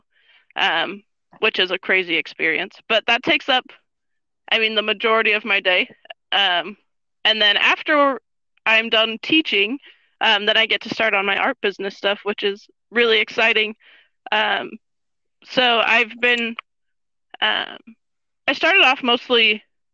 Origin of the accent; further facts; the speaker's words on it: northern Utah, United States; moved away as an adult; now in Las Vegas, United States; I grew up in Utah, and I actually just moved to Vegas in the end of May